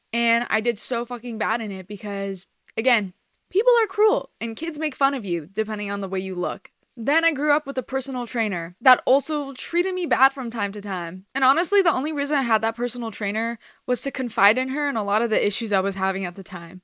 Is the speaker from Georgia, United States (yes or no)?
no; Los Angeles, California, United States; also born or lived in Iran (ancestry); I'm Iranian American, I've lived in America my whole life, but I'm Persian. More specifically in the L A area